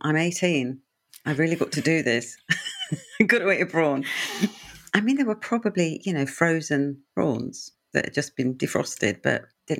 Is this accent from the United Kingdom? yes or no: no; Punjab, India; but I'm North Indian, Punjabi, landlocked, and so a lot of our food was vegetarian, actually, occasional bit of chicken, but never fish.